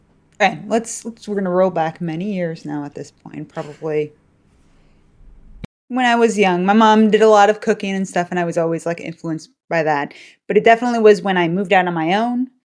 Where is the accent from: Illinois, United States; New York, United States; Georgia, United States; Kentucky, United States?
Illinois, United States; Chicago; Yes, I am.